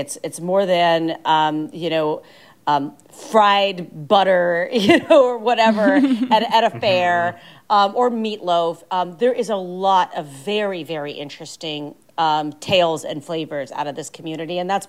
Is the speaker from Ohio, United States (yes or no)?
yes; Northeastern Ohio, United States; I'm from Ohio, I'm from the Midwest.